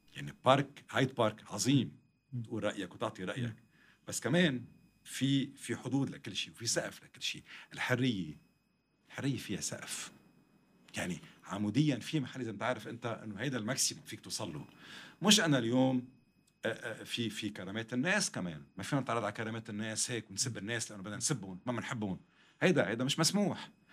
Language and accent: Arabic; Lebanon; حتى اذا عندي جنسيه ثانيه وثالثه بس انا لبناني بنتمي لهالمحيط